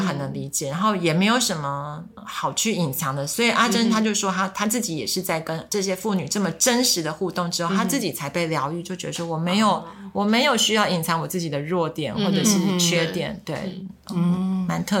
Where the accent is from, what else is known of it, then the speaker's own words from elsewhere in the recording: Taiwan; 对，因为我从小是在眷村长大的，哦、所以我的台语真的很烂。